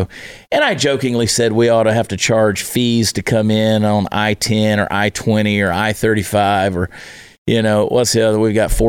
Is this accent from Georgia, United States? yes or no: yes; Georgia, United States; also born or lived in New Jersey; now in Texas, United States; And I was there 4 months of my life and then grew up in Georgia. I'm a Georgia boy.